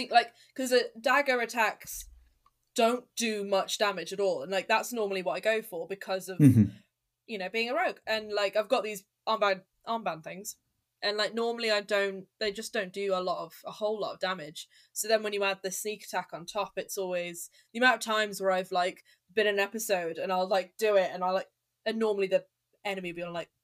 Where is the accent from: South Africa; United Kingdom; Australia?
United Kingdom; Telford, West Midlands; I'm from Telford, and I used to work in a co-op in Telford